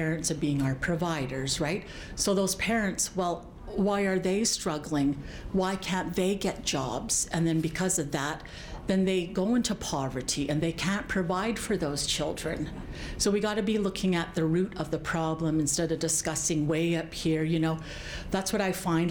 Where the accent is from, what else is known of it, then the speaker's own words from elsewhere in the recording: Blood Reserve, Alberta, Canada; now in Lethbridge, Canada; I live in Lethbridge, but I'm from the Blood Reserve